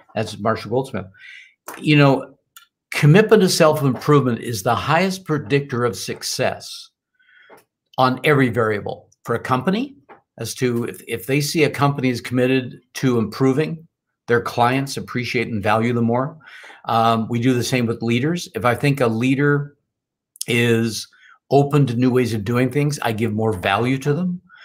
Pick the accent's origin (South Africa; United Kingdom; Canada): Canada; born and raised in Canada